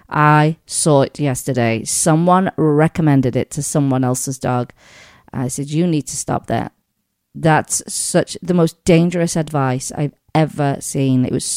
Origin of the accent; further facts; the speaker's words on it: England, United Kingdom; One of them from where I grew up back home in England is out there.